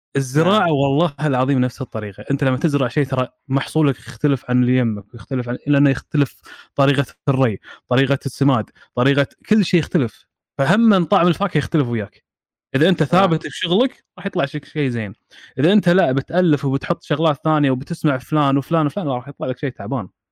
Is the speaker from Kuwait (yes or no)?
yes; Kuwait; عندنا بالكويت